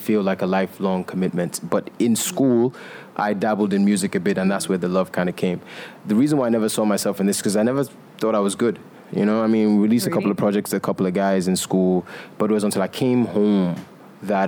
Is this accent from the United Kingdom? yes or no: no; Nigeria; I am Nigerian and I'm African